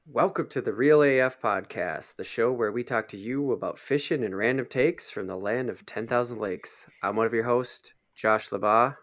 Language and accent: English; Minnesota, United States; as Minnesotan